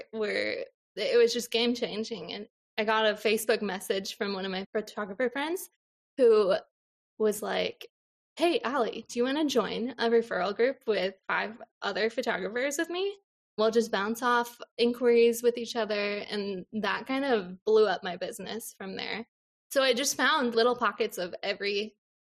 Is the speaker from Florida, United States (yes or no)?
no; Des Moines, Iowa, United States; moved away as an adult; also born or lived in Minneapolis, Minnesota; now in Eastern Wisconsin, United States; I grew up in Des Moines, Iowa.